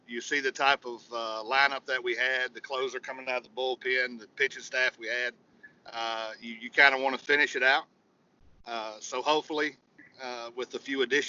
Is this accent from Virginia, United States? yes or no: yes; Virginia, United States; I grew up in Orioles country in Virginia.